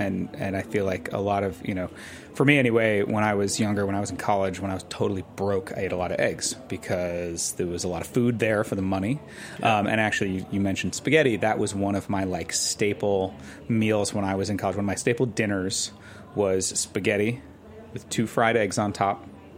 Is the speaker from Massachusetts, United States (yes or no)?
no; New York, United States; The other egg dish that comes to my mind growing up in New York, actually, is what we used to call Leo eggs.